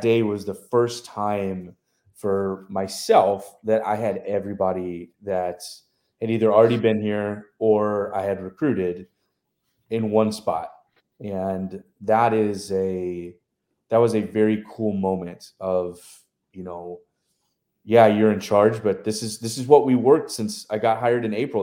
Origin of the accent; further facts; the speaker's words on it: College Station, Texas, United States; moved away as an adult; also born or lived in Tuscaloosa, Alabama / Memphis, Tennessee / West Virginia / Illinois; now in Beaumont, United States; I grew up in College Station, so did a lot of stuff with A and M.